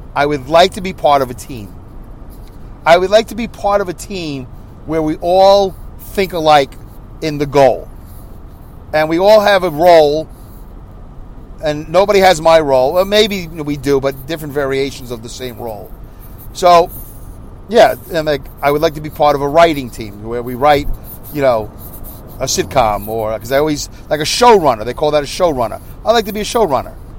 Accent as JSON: {"language": "English", "town": "New York City", "region": "New York", "country": "United States", "tie": "born or raised there", "said": "I grew up in New York City"}